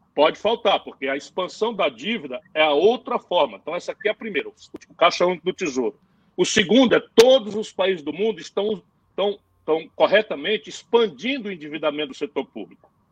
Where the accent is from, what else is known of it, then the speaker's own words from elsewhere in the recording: Sobral, Ceará, Brazil; also born or lived in São Paulo; eu, tendo nascido em São Paulo, fui criado em Sobral